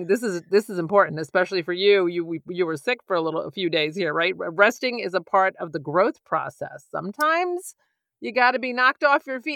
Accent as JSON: {"language": "English", "town": "New York City", "region": "New York", "country": "United States", "moved": "yes", "said": "I'm from the Bronx."}